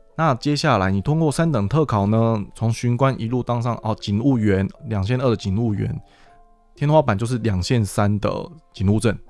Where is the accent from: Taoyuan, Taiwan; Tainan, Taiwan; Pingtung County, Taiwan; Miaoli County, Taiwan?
Miaoli County, Taiwan; moved away as an adult; also born or lived in Sanchong, New Taipei; now in New Taipei, Taiwan; 然后我本身我苗栗人，然后又来到新北市，在三重服务